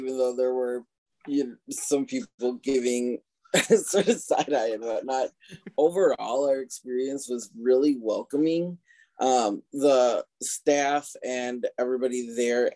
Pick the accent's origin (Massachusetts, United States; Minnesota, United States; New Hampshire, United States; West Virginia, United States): Minnesota, United States; Rochester; growing up where we did and the way we did